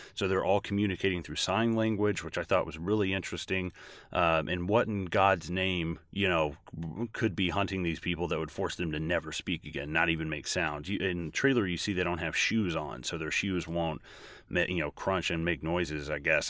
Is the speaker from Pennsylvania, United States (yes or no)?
no; Tennessee, United States; I'm actually from Tennessee. Uh, grew up just watching movies, loving movies, um, really grew up in a small town